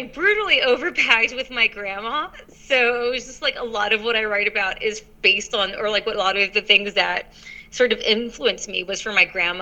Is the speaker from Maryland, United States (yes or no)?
no; Los Angeles, California, United States; they met in Los Angeles, and that's where I was born.